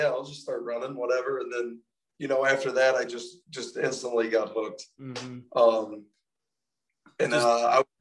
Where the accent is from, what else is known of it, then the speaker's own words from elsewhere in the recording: just north of Athens, southeastern Ohio, United States; So I grew up in Ohio, grew up in southeastern Ohio, just north of Athens, around in those parts.